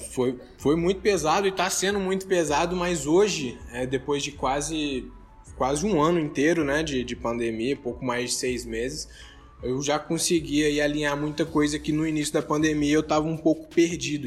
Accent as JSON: {"language": "Portuguese", "town": "Contagem", "region": "Minas Gerais", "country": "Brazil", "tie": "born or raised there", "also_born_or_lived": "Belo Horizonte", "said": "eu sou aqui de Contagem, Belo Horizonte, né? Eu sou, eu sou dessa, eu nasci em Belo Horizonte, vim para Contagem"}